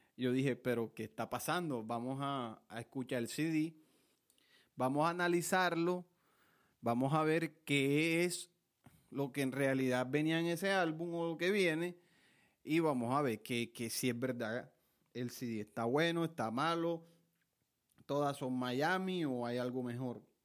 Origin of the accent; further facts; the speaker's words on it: Montelíbano, Córdoba, Colombia; soy de Montelíbano, Córdoba